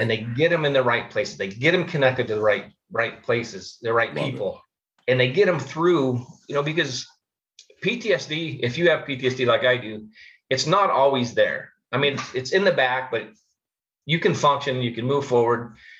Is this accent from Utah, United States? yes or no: no; Phoenix, Arizona, United States; I grew up here in Phoenix, Arizona